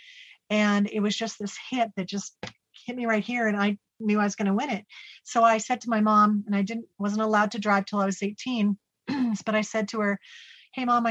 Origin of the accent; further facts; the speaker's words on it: Salem, Oregon, United States; I was born in Salem, Oregon, and I was one of five children